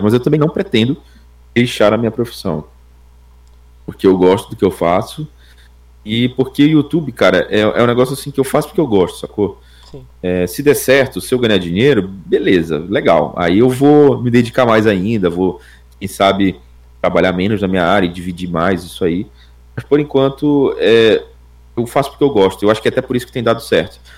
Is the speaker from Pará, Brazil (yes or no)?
yes; Belém, Pará, Brazil; eu moro no norte do país, em Belém do Pará